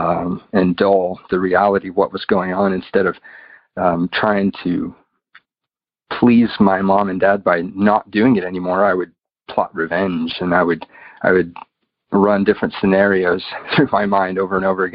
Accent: United States; now in United Kingdom; I didn't mention I live in the UK, but I'm from the United States, if you can tell by my accent.

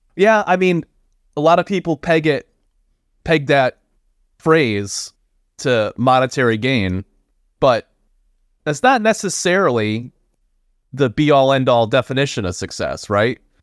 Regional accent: Florida, United States; I hail also from Florida

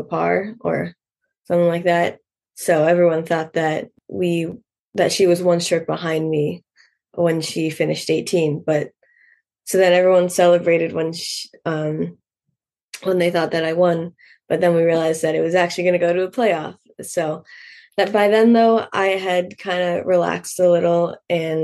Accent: Hampstead, New Hampshire, United States; I grew up in Hempstead, New Hampshire

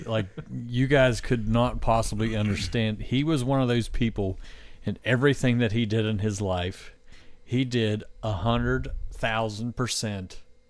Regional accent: Kingwood, West Virginia, United States; Born in Kingwood, Preston County, West Virginia.

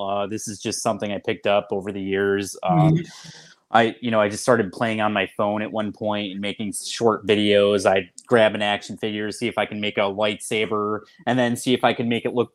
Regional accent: Rochester, New York, United States; From Rochester, New York

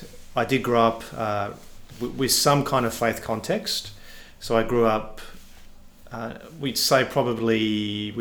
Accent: Perth, Western Australia, Australia; also born or lived in Warwick, Queensland / Ballarat, Victoria / England; I've grown up in Perth and lived in Perth effectively my entire life

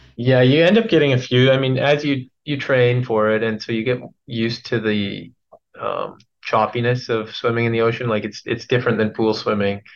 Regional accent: Williams Lake, British Columbia, Canada; I grew up in Williams Lake

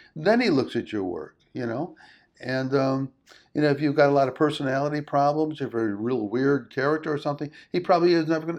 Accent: Chicago, Illinois, United States; now in California, United States; I moved to California, and I grew up in Chicago

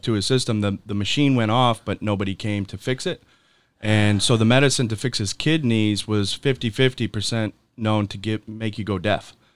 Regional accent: Michigan, United States; moved away; I'm from Michigan

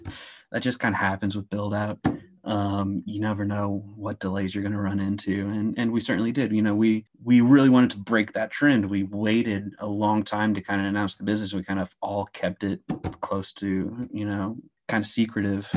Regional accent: Kansas City, Missouri, United States; I grew up in the Kansas City area

